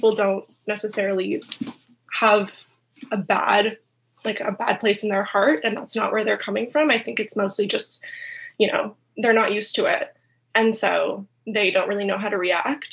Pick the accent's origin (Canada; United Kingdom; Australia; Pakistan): Canada; I'm from Canada